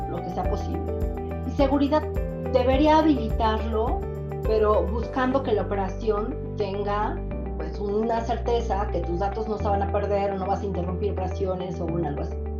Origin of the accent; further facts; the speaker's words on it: Puebla, Mexico; soy de Puebla